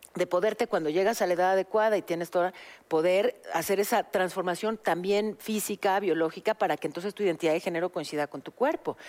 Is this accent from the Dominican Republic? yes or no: no; Mexico; soy mexicanísima